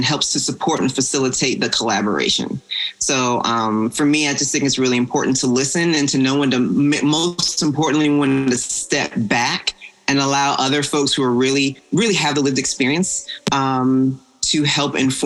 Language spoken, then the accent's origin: English; Atlanta, Georgia, United States; I'm from Atlanta, Georgia